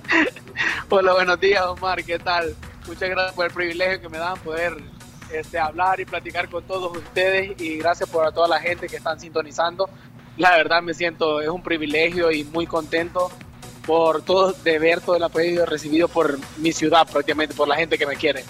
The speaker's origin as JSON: {"language": "Spanish", "town": "Santa Rosa de Lima", "region": "La Unión", "country": "El Salvador", "tie": "born or raised there", "moved": "yes", "lives_now": "Spain", "said": "por honrar el pueblo de donde yo nací y honrar digamos de donde son mis padres"}